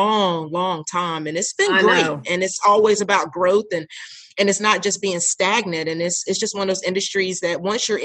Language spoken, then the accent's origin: English; Raleigh, North Carolina, United States; I'm actually a Raleigh native. It's like very one in the few, it seems like, most of the time. And I grew up in Raleigh